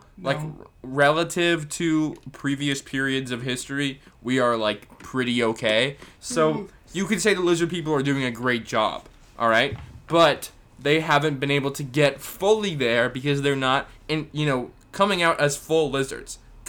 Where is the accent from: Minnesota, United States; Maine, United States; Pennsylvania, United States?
Maine, United States; If I was from, Maine, I am from Maine.